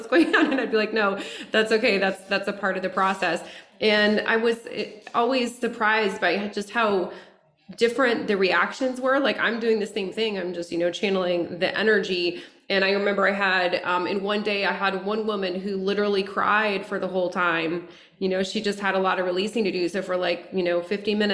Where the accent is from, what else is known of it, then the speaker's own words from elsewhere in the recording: Lafayette, United States; moved away as an adult; also born or lived in Denver; now in Los Angeles, United States; moved from my hometown Lafayette to Denver, to Los Angeles